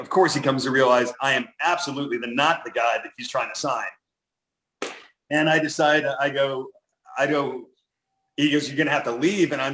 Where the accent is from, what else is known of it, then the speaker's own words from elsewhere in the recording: Los Angeles, California, United States; I grew up in the San Fernando Valley